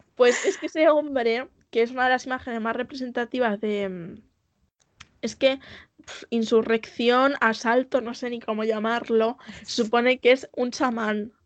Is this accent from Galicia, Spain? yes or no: no; Castilla-La Mancha, Spain